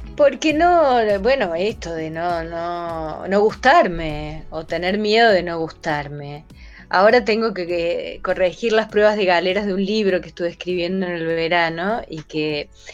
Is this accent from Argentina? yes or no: yes; Córdoba, Argentina; moved away as an adult; also born or lived in Guatemala / Barcelona / La Paz; yo soy de Córdoba